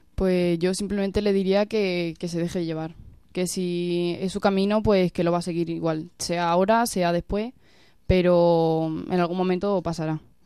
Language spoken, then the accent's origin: Spanish; Villanueva de la Serena, Extremadura, Spain; yo vengo de Villanueva de la Serena, de un pueblecito de Badajoz, y pues yo desde muy pequeña estaba en contacto con, la iglesia